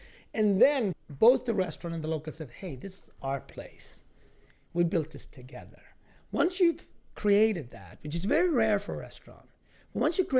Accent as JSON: {"language": "English", "country": "Ethiopia", "also_born_or_lived": "Scandinavia", "lives_now": "Harlem, United States", "said": "like being from Ethiopia, growing up in Scandinavia, living in Harlem, there's a lot of contradictions and complexities and all that."}